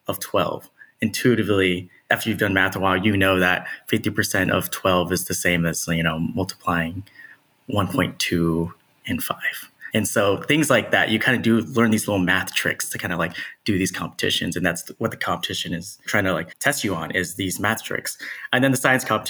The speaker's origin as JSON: {"language": "English", "region": "Texas", "country": "United States", "tie": "born or raised there", "also_born_or_lived": "Nashville, Tennessee / Keller, Texas / Dallas, Texas", "moved": "as an adult", "said": "born and raised Texan, love Texas, was in Dallas for a while growing up"}